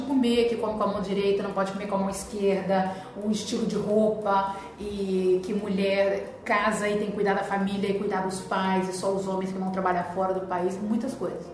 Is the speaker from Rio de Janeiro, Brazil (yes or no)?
no; Vitória, Espírito Santo, Brazil; moved away as an adult; also born or lived in Spain; eu sou de Vitória, Espírito Santo, fiz faculdade na UFES de Psicologia e trabalhei aqui durante dois anos.